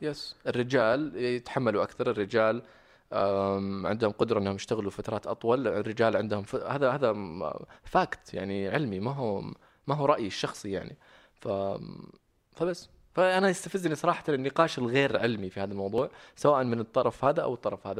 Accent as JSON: {"language": "Arabic", "town": "Riyadh", "region": "Riyadh Province", "country": "Saudi Arabia", "tie": "born or raised there", "also_born_or_lived": "Medina / Sydney, Australia / Jeddah", "moved": "as an adult", "said": "أنا أساساً من المدينة، بس، آه، مولود ومتربي هنا في الرياض."}